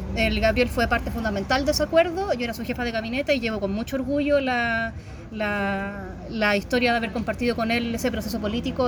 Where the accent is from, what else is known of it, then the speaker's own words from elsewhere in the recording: San Felipe, Valparaíso, Chile; soy de San Felipe, no de Punta Arenas